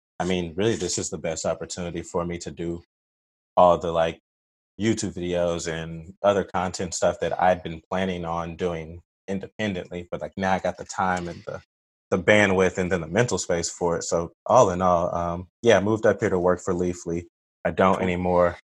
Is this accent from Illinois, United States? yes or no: no; Oklahoma City, Oklahoma, United States; moved away as an adult; now in Seattle, United States; I am from Oklahoma City, Oklahoma. I currently live in Seattle, Washington State.